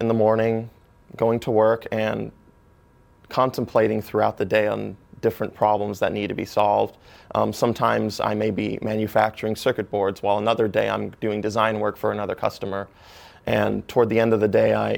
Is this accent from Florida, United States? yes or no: yes; Orlando, Florida, United States; also born or lived in Grants Pass, Oregon / Wisconsin; I grew up 8 years of my life in Utzberg, Wisconsin. And I then moved to the Orlando area in Florida, which is where I've lived most of my life